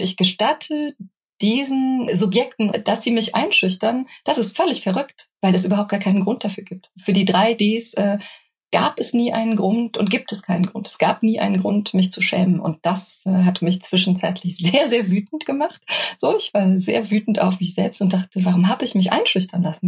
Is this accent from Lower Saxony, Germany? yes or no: no; foot of the Hunsrück, Rhineland-Palatinate, Germany; now in Berlin, Germany; Ich bin in einem kleinen, sehr hübschen Dörfchen ähm, am Fuße des Hunsrücks aufgewachsen